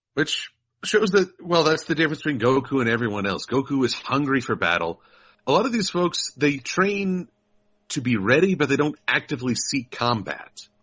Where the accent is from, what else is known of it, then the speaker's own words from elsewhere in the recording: United States; I'm an American